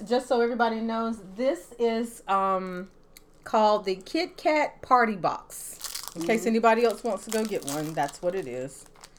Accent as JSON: {"language": "English", "region": "the American South", "country": "United States", "said": "I am from the American South. You'll have to give me a little grace."}